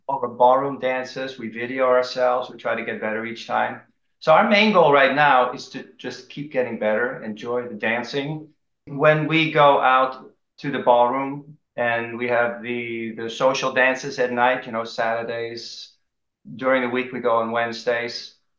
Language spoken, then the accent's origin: English; Amsterdam, North Holland, Netherlands; moved away; also born or lived in Maryland, United States; I grew up in Holland, Amsterdam, the Netherlands